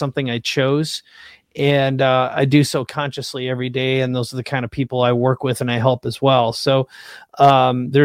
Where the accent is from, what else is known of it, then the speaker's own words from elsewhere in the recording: Minnesota, United States; also born or lived in San Diego, California; now in La Jolla, United States; I grew up in Minnesota